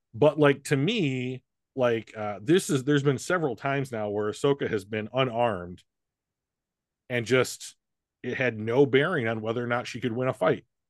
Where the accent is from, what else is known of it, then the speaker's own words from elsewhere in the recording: United States; as an American and a guy